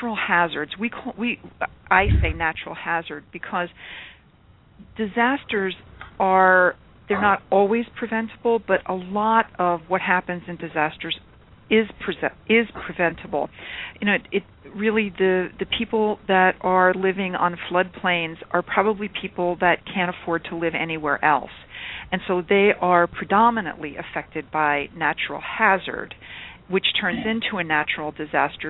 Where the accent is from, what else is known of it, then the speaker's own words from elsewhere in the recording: United States; I'm an American, if you can't tell by my accent already